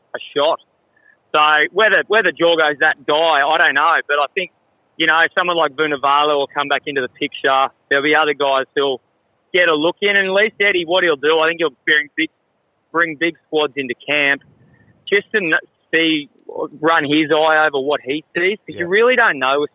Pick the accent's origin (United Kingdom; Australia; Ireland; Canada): Australia; as Australian cricketers